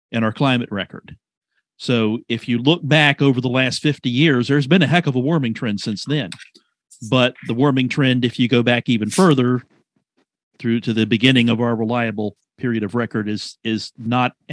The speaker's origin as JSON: {"language": "English", "town": "Rock Hill", "region": "South Carolina", "country": "United States", "tie": "born or raised there", "said": "I grew up in Rock Hill, late 70s and the 80s."}